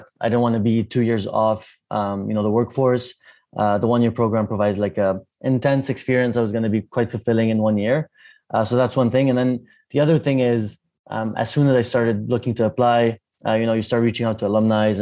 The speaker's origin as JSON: {"language": "English", "country": "Lebanon", "also_born_or_lived": "Canada", "moved": "yes", "said": "I'm Lebanese originally, but a bit like Shruti, I worked about 10 years in Canada"}